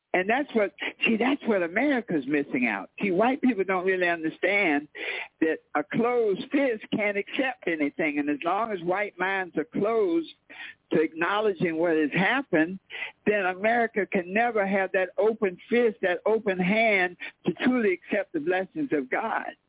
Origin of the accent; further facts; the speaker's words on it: Wilmington, North Carolina, United States; I was born in North Carolina, in Wilmington, North Carolina